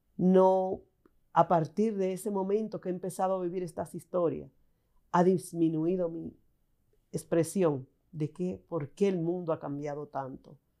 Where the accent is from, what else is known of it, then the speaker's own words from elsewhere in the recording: San Juan de la Maguana, San Juan, Dominican Republic; mis padres me permitieron formar parte de su grupo de jóvenes, siendo yo una niña, en San Juan de la Maguana